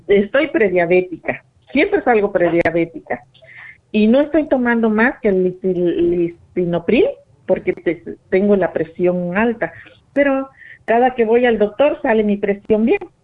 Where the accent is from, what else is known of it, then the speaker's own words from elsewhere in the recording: Mexico; yo soy de México